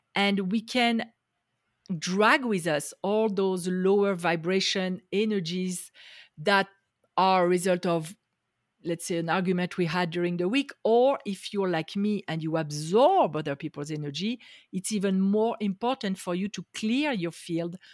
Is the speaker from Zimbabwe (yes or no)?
no; France; English is a second language; moved away as an adult; now in Las Vegas, United States; I grew up in France. I am now in the U S, in Las Vegas, Nevada